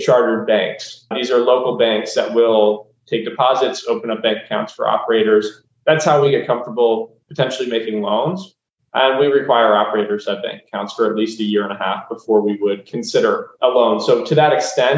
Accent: Delaware, United States; moved away as an adult; also born or lived in Chicago; now in Miami, United States; born and raised in Delaware

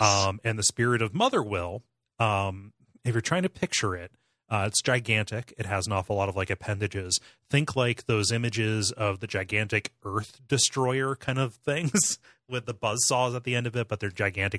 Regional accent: United States; I, I grew up in Richland County

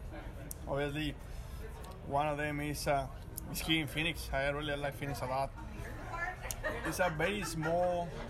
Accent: Monterrey, Nuevo León, Mexico; Yeah, well, I came from, I was born and raised in Mexico, in Monterrey, Mexico.

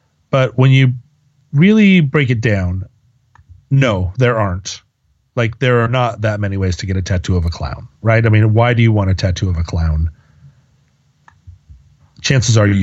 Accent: United States; the fog of monotheism that we all come out of growing up in America

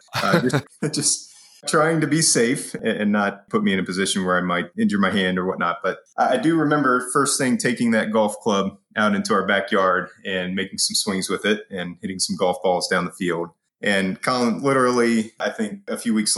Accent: Springfield, Ohio, United States; I'm from Springfield, Ohio. Small town just outside of Dayton, between Dayton and Columbus.

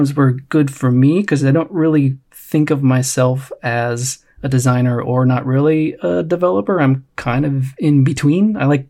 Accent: near Cleveland, Ohio, United States; now in Los Angeles, United States; I am originally from near Cleveland, Ohio. Currently live in Los Angeles by way of a few

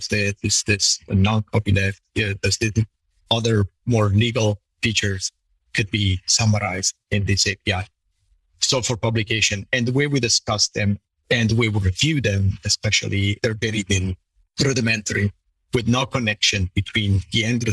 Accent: Italy; being Italian and growing up in Italy

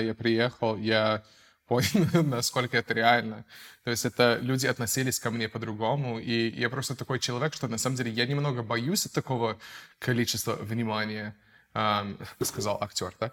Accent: United States; Russian is a second language; moved away as an adult; now in Russia; Я американец, um, я актер, я переехал в Россию давно

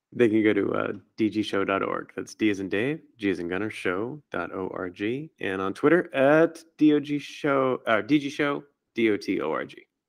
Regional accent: Hawaii, United States; growing up in Hawaii on an island

